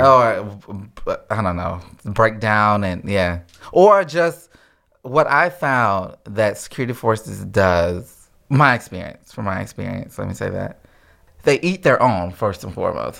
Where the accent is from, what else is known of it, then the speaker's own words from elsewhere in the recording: Houston, Mississippi, United States; moved away as an adult; also born or lived in Alaska; from, uh, Mississippi originally